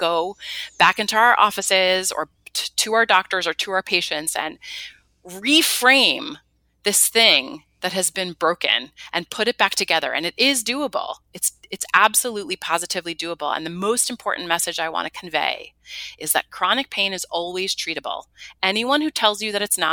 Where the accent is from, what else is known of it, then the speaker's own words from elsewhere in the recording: New York City, New York, United States; I'm a New Yorker, born and bred